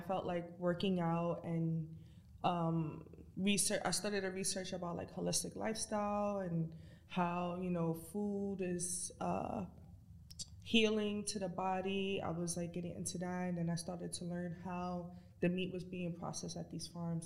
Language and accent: English; New York City, New York, United States; I grew up in the Bronx, New York